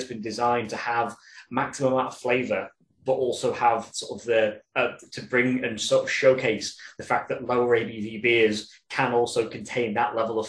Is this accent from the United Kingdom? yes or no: yes; Yorkshire and the Humber, United Kingdom; I'm from Yorkshire myself